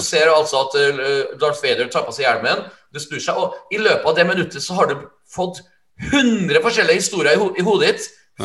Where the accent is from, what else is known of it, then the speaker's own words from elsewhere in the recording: Trøndelag, Norway; jeg er en trønder